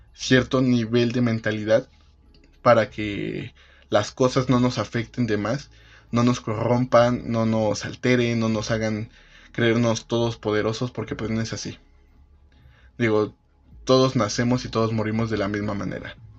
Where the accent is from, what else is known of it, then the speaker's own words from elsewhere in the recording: Mexico; vamos a salir de esto como país, como mexicanos